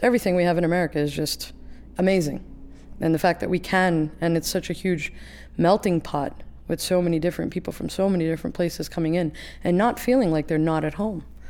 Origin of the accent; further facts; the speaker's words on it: New York, United States; accent: New York; I am very New York